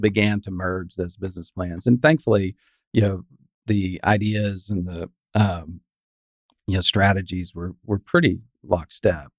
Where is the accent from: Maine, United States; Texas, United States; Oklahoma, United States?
Texas, United States; West; moved away as an adult; also born or lived in Houston / Fort Worth; I grew up in West Texas